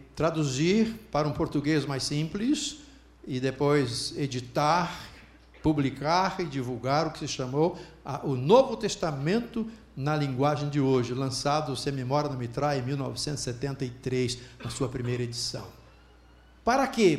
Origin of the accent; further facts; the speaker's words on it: Alegre, Espírito Santo, Brazil; moved away; also born or lived in Centro-Oeste; Eu sou de Alegre, trabalho aqui no Centro-Oeste, Alegre é uma cidade do Espírito Santo